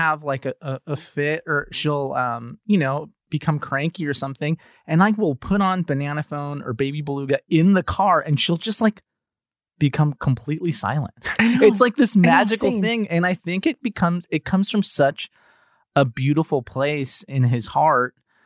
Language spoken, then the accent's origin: English; Los Angeles, California, United States; I'm Cuban American growing up in Los Angeles